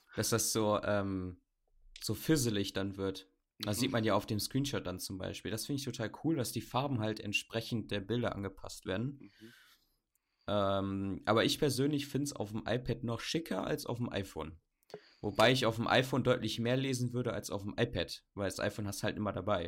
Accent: Bamberg, Bavaria, Germany; ich komme jetzt nicht aus Berlin, ich komme aus Bamberg, aus dem Süden

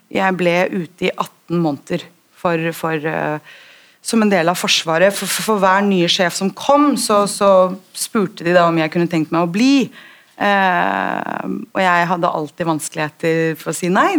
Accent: Oslo, Norway; jeg er født og oppvokst i Oslo, eh, på Grünerløkka

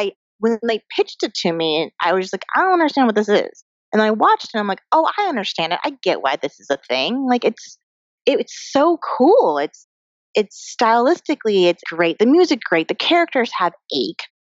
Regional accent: Colorado, United States; I'm an Asian American girl who grew up in Colorado.

